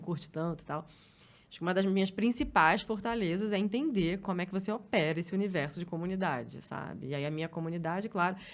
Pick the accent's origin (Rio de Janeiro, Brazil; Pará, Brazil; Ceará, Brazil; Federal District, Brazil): Rio de Janeiro, Brazil; moved away as an adult; now in São Paulo, Brazil; minha mãe mora num apartamento onde eu cresci lá no Rio